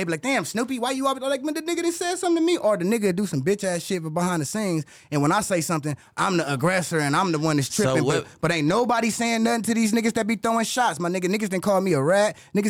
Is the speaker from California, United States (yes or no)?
yes; Compton, California, United States; I'm from Bompton, Hollywood.